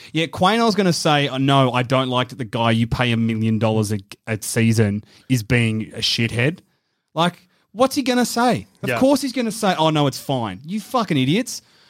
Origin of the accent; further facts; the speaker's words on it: Tasmania, Australia; I'm going back to my home state of Tassie.